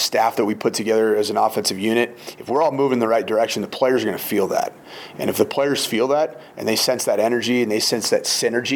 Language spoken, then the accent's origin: English; West Coast, United States; also born or lived in Minnesota; now in Boulder, United States; I'm originally from the West Coast